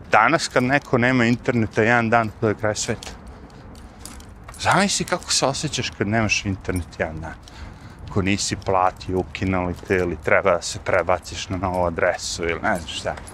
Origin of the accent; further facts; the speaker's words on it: Serbia; now in United States; ja u zemlju iz koje sam došao iz Srbije, ili tako, mi tamo nikad nismo.